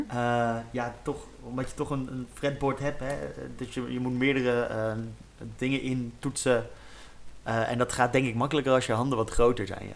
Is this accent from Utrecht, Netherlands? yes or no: yes; Utrecht, Netherlands; also born or lived in Maarssen; ik ben opgegroeid in Zuilen in, Utrecht